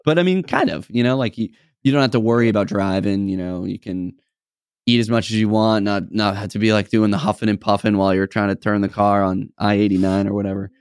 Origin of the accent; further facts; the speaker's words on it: New England, United States; I'm, we're from New England, I'm a Patriots fan